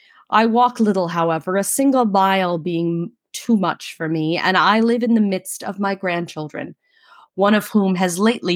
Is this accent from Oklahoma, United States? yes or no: no; New York City, New York, United States; accent: Brooklynese; in my native tongue of Brooklynese